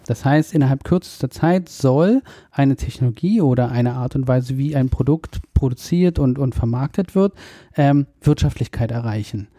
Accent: Germany; wir als Deutsche

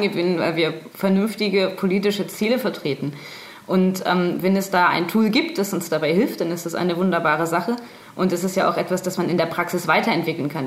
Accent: Bremen, Germany; accent: Hochdeutsch; moved away as an adult; now in Nuremberg, Germany; Ich komme aus Bremen. Ich wohne erst seit zwei Jahren in Nürnberg.

